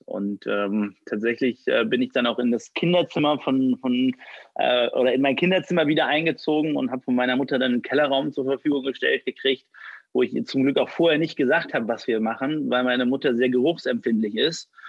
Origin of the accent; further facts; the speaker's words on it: Düsseldorf, North Rhine-Westphalia, Germany; 33, gebürtig aus Düsseldorf und hier in Düsseldorf sitzen wir auch